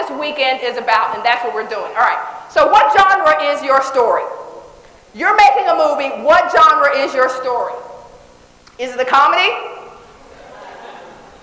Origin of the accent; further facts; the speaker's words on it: Dallas, Texas, United States; I was born in Dallas Projects. I didn't live there, so I don't have a real, you know, big memory of what it was like to be there, but I heard it was fun. I heard it was great. Right, close knits, I mean, everybody's around, all that great stuff. We moved to a place called Oak Cliff when I was 3 years old.